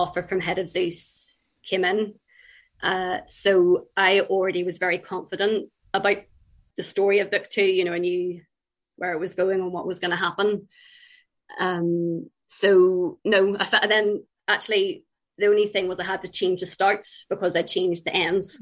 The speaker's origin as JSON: {"language": "English", "country": "Ireland", "tie": "born or raised there", "also_born_or_lived": "England", "said": "I've lived in Ireland for about 30 years now. Um, but uh, I was born in England, but uh, we moved over when I was young, and all my family's from Ireland"}